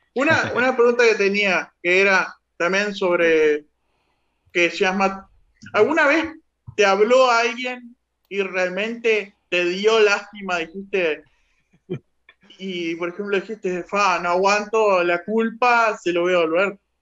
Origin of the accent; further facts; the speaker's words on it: Uruguay; yo soy uruguayo